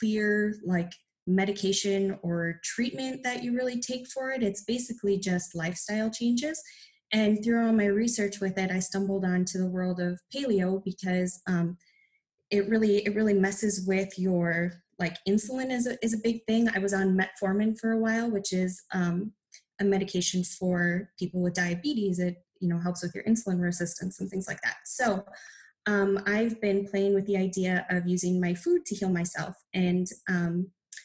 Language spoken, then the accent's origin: English; Minnesota, United States; moved away as an adult; now in Nebraska, United States; I'm actually born and raised in Minnesota, and we moved to Nebraska probably about 5 years ago